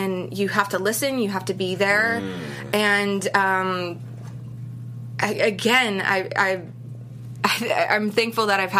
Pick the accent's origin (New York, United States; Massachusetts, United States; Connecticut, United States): Massachusetts, United States; Boston; I'm from Boston